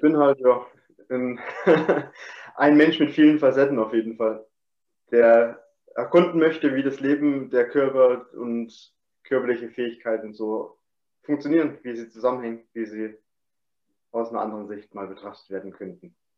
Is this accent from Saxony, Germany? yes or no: yes; Chemnitz, Saxony, Germany; moved away as an adult; also born or lived in Dresden; im 23. Lebensjahr bin ich ähm, von meinem Heimatort weggezogen aus Chemnitz, beziehungsweise Dresden habe ich da gewohnt noch